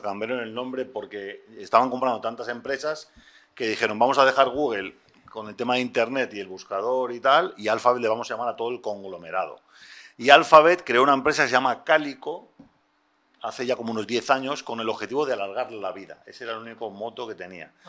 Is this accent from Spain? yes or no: yes; Spain; En España somos muy de Juan Palomo